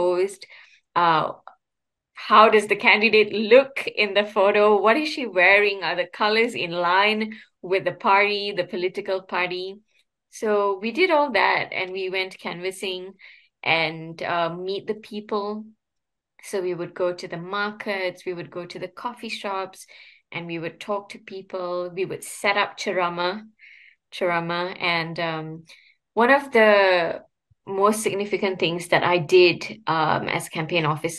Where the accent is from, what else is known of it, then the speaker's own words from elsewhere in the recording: Ipoh, Perak, Malaysia; moved away; I'm from Ipoh. So I went back to Ipoh to spend time with my parents